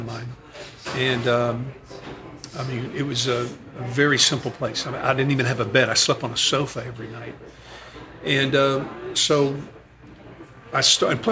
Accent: the South, United States; growing up in the States in the South

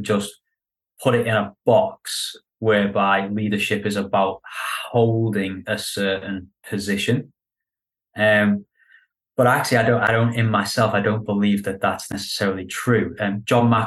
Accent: Liverpool, North West England, United Kingdom; moved away as an adult; now in London, United Kingdom; I'm from Liverpool

